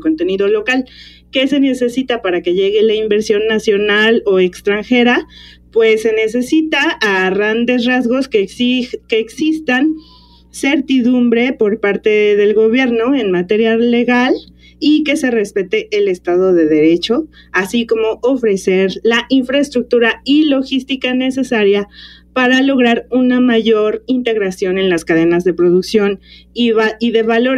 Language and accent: Spanish; Mexico; nuestro propio país, México